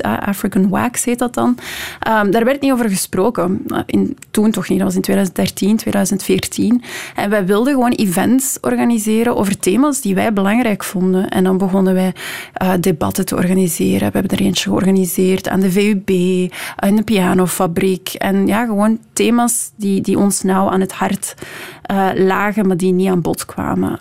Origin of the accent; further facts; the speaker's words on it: Leuven, Flanders, Belgium; moved away as an adult; now in Brussels, Belgium; ik deed rechten in Leuven, de stad waar ik opgegroeid ben